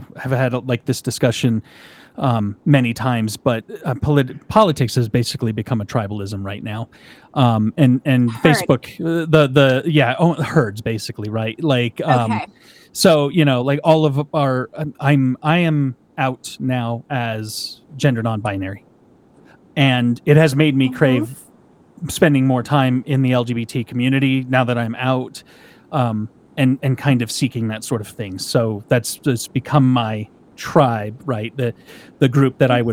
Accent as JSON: {"language": "English", "country": "United States", "said": "I'm an American"}